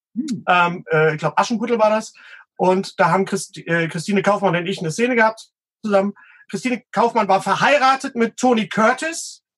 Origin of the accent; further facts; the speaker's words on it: West Germany, Germany; now in Bochum, Germany; ich als Wessi